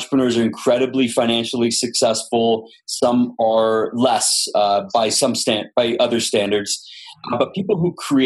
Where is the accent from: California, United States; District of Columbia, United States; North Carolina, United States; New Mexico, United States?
California, United States; Los Angeles; born and raised in Los Angeles